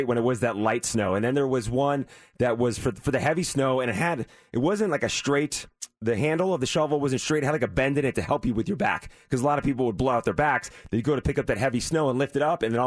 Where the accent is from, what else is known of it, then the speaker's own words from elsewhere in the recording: Northeast, United States; moved away; I grew up in the Northeast, the snow and everything